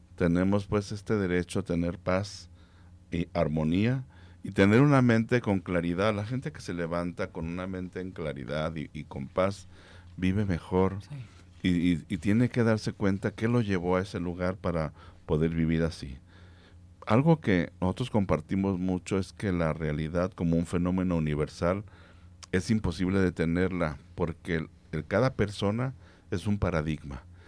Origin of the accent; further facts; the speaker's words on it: Guadalajara, Jalisco, Mexico; nosotros como tapatíos, como jaliscienses